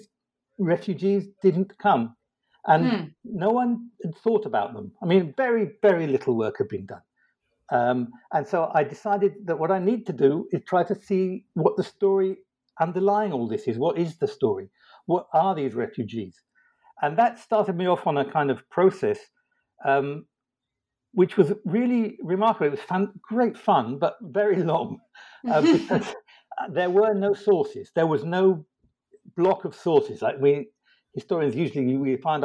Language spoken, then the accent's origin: English; London, United Kingdom; moved away as an adult; also born or lived in Oxford / Israel; now in United States; I was born in London and educated there.